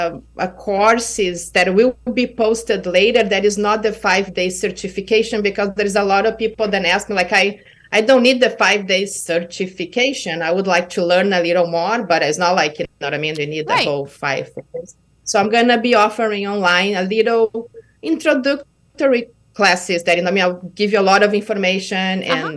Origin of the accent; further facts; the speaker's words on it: Kauai, Hawaii, United States; It was like, I was from Kauai, you know, we don't have big stadiums here now.